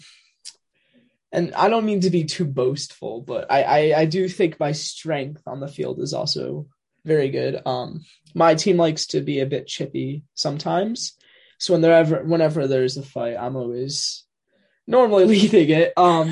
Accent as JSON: {"language": "English", "area": "Middletown", "region": "New Jersey", "country": "United States", "tie": "born or raised there", "said": "I played goalie when I played with my hometown Peninsula Bald Eagles"}